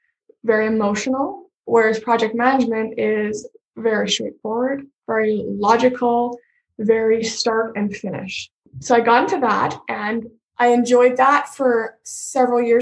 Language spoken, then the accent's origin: English; northern Alberta, Canada; I grew up on a farm in northern Alberta. I'm from Canada.